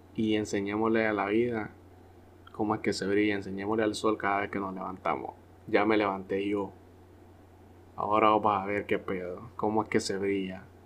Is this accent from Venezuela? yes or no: no; Honduras; nosotros los hondureños